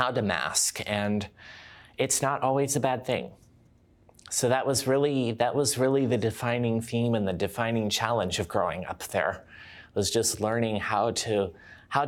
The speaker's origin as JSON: {"language": "English", "region": "Virginia", "country": "United States", "tie": "born or raised there", "also_born_or_lived": "Georgia, United States", "moved": "as an adult", "lives_now": "British Columbia, Canada", "said": "I was born and raised in Virginia, but I did live in Georgia for about 5 years before I came up here"}